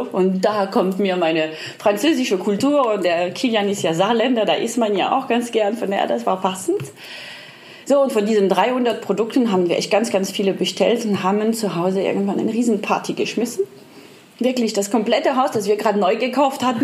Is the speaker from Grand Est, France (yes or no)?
no; Lyon, Auvergne-Rhône-Alpes, France; Ich bin aus Lyon, das ist die Hauptstadt der Gastronomie. Da esse ich schon seit meiner Kindheit eigentlich total gern alles Mögliche